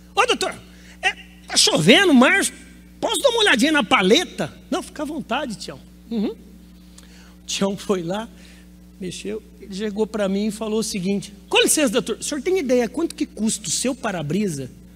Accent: Campinas, São Paulo, Brazil; Sou de Campinas, interior de São Paulo.

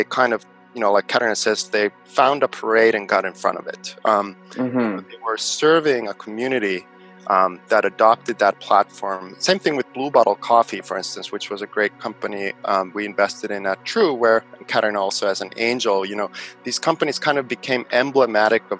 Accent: Helsinki, Uusimaa, Finland; also born or lived in San Diego, United States; I was born in Finland, in Helsinki.

